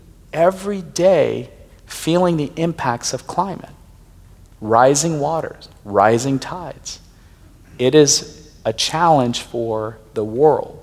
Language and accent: English; Pakistan; moved away; I'm originally from Pakistan